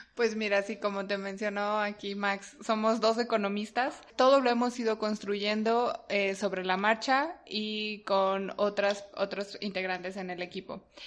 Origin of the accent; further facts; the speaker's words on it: Mexico City, Mexico; yo soy mexicana, eh, nacida aquí en la Ciudad de México